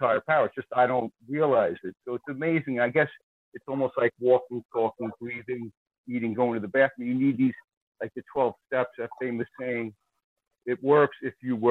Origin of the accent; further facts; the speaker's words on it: Long Island, New York, United States; I'm also from Long Island